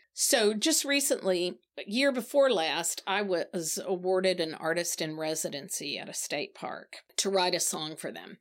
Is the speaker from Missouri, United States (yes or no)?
yes; Branson, Missouri, United States; moved away; also born or lived in Nashville / South Carolina; I was raised in the Ozark Mountains of Southwest Missouri.